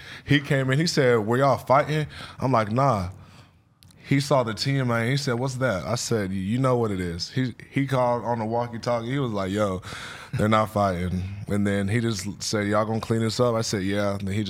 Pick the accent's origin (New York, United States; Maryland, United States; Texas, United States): Texas, United States; Killeen; Killeen, Texas, like Fort Hood. Okay. By Austin and shit.